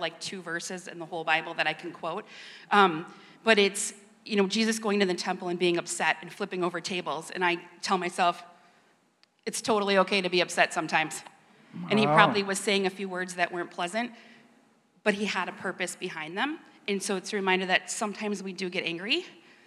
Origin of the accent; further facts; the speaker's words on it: Stevens Point, Wisconsin, United States; I was born and raised in Stevens Point